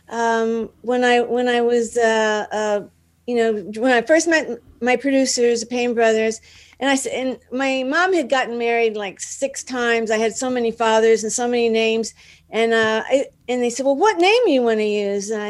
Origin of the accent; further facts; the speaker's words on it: Dallas, Texas, United States; moved away as an adult; now in Los Angeles, United States; Yeah, I'm from I'm from Dallas.